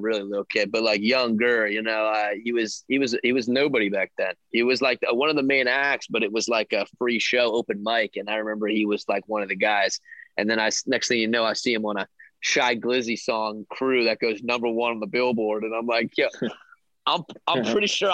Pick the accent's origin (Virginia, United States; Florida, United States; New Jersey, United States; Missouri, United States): Virginia, United States; Reston; also born or lived in Baltimore, Maryland; I would claim Reston. I would claim DMV because I was born in Baltimore. I lived in Baltimore until right. I was eight. So I know Baltimore well. Shout out the 410. But then I moved down here, and now I'm 703 for all my growing up